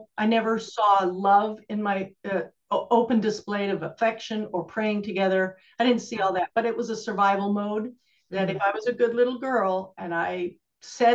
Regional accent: Canada; moved away; also born or lived in Alberta; I'm from Canada

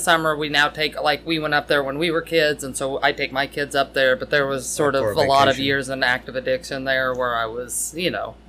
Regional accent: Madison, Indiana, United States; moved away; I grew up in Madison, Indiana.

